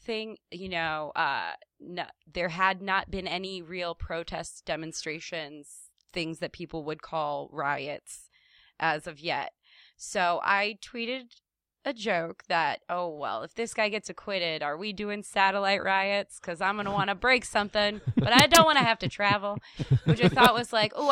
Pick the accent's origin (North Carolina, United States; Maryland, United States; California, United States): Maryland, United States; Baltimore; also born or lived in Sept-Îles, Quebec, Canada / New York; I am from Maryland